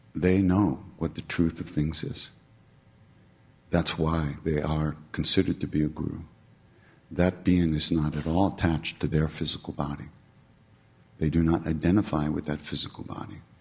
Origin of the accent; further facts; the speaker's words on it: New York, United States; I'm from New York